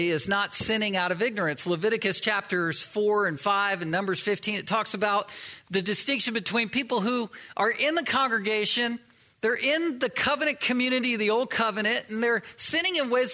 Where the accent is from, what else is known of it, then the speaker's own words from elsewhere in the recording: East Coast, United States; I grew up on the East Coast and used to surf waves